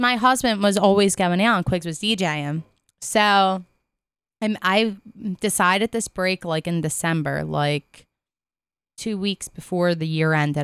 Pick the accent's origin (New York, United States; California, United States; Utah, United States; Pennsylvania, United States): Pennsylvania, United States; Philadelphia; accent: South Philly; I'm from Philly